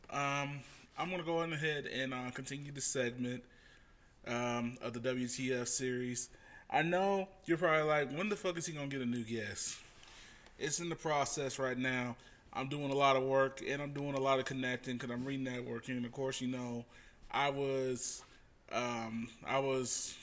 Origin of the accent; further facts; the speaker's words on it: Independence, Missouri, United States; my hometown of Independence, Missouri, which is in Kansas City